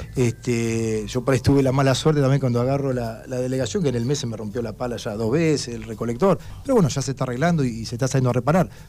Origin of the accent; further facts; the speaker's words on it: Darregueira, Buenos Aires Province, Argentina; also born or lived in Gascón; yo viví mucho tiempo en Gascón, pero yo nací en Darreira, yo nací en la clínica de Martino